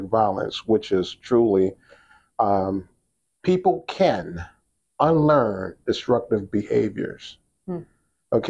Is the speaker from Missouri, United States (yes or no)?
no; Pittsburgh, Pennsylvania, United States; originally from Pittsburgh, Pennsylvania, born on the north side. I'm going to say north side. Today it's North Shore, but north side. Then grew up in Homewood and then East Liberty as well.